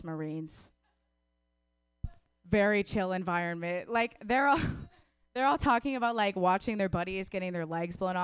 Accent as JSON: {"language": "English", "region": "Wisconsin", "country": "United States", "said": "I'm from Wisconsin"}